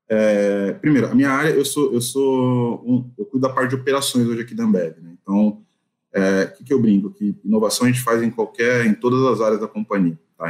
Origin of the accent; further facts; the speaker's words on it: São Paulo, Brazil; sou paulistano, moro em São Paulo.